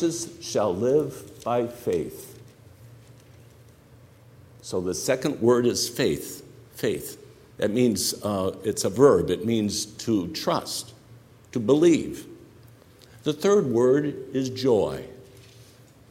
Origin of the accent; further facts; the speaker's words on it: Northwest Indiana, United States; I was a kid growing up in Northwest Indiana